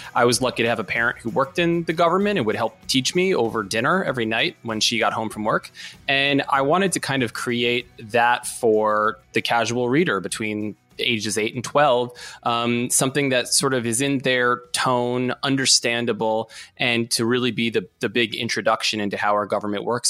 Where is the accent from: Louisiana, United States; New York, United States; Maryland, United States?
Maryland, United States; I'm from Maryland